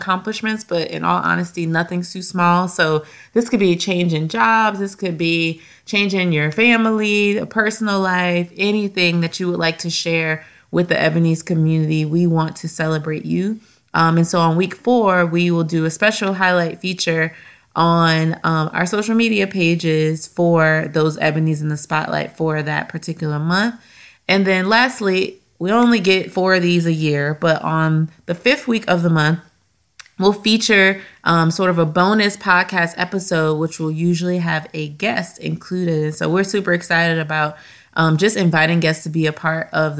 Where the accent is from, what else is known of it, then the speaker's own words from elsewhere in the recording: Louisiana, United States; we're from Louisiana